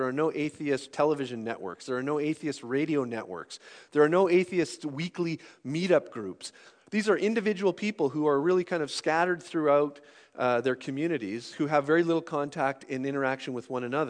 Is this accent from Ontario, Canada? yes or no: yes; Sault Ste. Marie, Ontario, Canada; growing up in Sault Ste. Marie, if on Saturday night you tuned your radio station to 90.5 and it was cloudy, you could get a broadcast from a Christian station that would bounce across Lake Superior